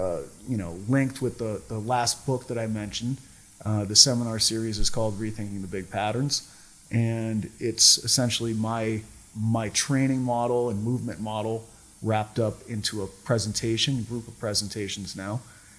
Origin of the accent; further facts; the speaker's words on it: Cape Cod, Massachusetts, United States; I'm originally from Cape Cod, Massachusetts.